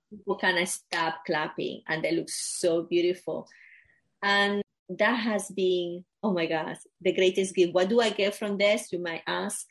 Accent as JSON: {"language": "English", "country": "Venezuela", "tie": "born or raised there", "moved": "yes", "said": "I grew up in Venezuela in a, a very small town"}